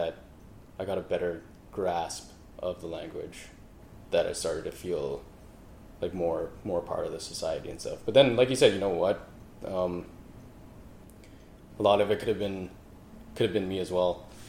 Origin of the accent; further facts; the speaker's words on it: Canada; accent: Canadian; Because, like, for some reason, I just never lost my Canadian accent.